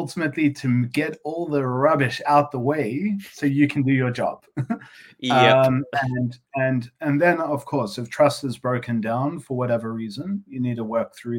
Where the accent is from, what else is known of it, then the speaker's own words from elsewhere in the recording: South Africa; moved away; being a South African originally